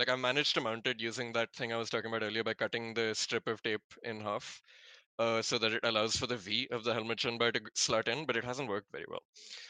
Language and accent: English; South India, India; I'm South Indian and also I'm mid on coconuts